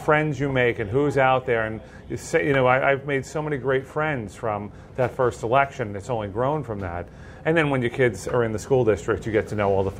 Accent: Long Island, New York, United States; moved away as an adult; also born or lived in Miami; now in Spring City, United States; both of us grew up in New York. I come from Long Island.

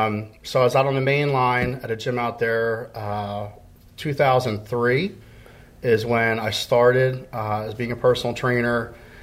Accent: Royersford, Pennsylvania, United States; born and raised in Roarsford.

